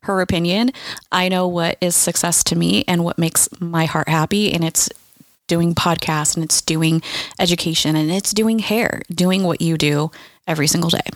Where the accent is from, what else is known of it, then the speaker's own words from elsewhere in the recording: California, United States; I'm from California